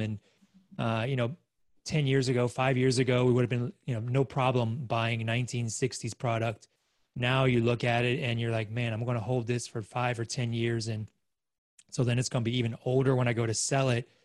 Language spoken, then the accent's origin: English; Australia; moved away; as an Aussie